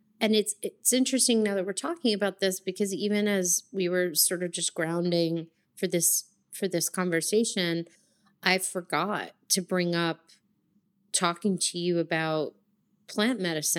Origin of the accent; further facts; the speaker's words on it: New Jersey, United States; moved away as an adult; also born or lived in New York / Long Island; I was raised in Jersey, as you may or may not know, and I also had a very deep Catholic upbringing, and Jersey is very pretty, but I grew up like 15 minutes outside of Manhattan